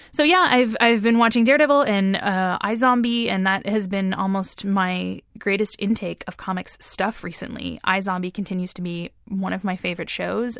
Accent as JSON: {"language": "English", "region": "East Coast", "country": "Canada", "tie": "born or raised there", "said": "I've lived on the East Coast my entire life"}